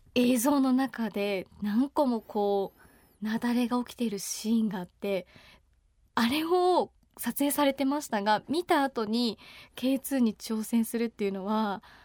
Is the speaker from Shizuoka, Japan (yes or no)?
no; Tokyo, Japan; 東京出身